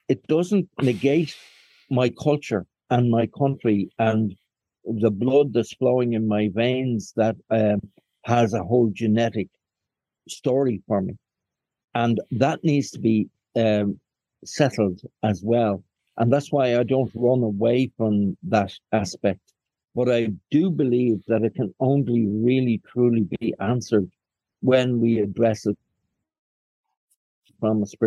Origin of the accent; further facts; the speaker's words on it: Dublin, Leinster, Ireland; also born or lived in Falls Road, Belfast, Northern Ireland; I was born on the Falls Road into a family where my father was very Republican and an activist, I was reared in Dublin by my mother when they split